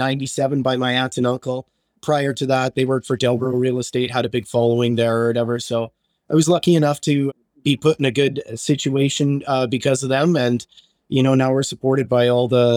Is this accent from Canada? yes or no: yes; Winnipeg, Manitoba, Canada; Transcona is going to be my bread and butter because that's where I've been born and raised